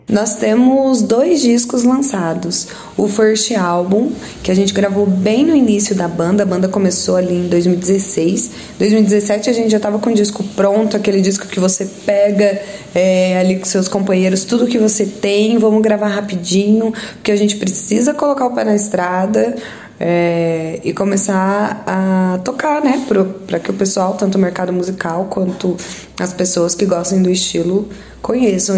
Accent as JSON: {"language": "Portuguese", "town": "Santa Rita do Sapucaí", "region": "Minas Gerais", "country": "Brazil", "said": "Nós somos aqui do sul de Minas. Eu e o guitarrista, nós moramos em Santa Rita do Sapucaí"}